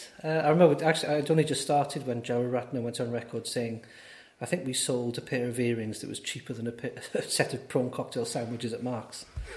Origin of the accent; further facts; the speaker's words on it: Aberystwyth, Wales, United Kingdom; also born or lived in Cardiff / Swansea; But then my parents moved when I was about 4 or 5 years old to Aberystwyth. So Aberystwyth is home, and that's where I grew up and lived all the time until I went to university.